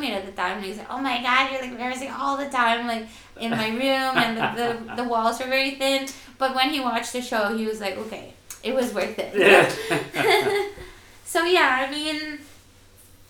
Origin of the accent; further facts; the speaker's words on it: Manila, Metro Manila, Philippines; moved away; growing up in Manila